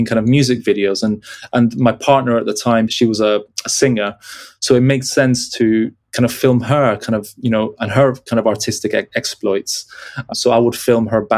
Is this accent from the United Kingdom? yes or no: no; Peru; moved away; being born and raised in Peru and traveling every 2 years to the UK to visit my dad's family